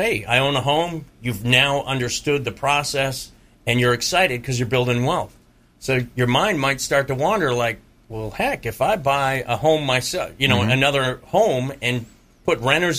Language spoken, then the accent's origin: English; Massachusetts, United States; now in Tampa, United States; I was born and raised in Massachusetts